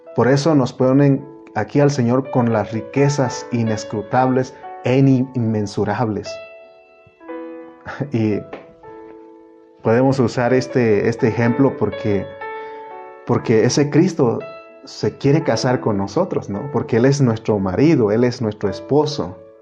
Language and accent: Spanish; Oaxaca, Mexico; moved away; also born or lived in United States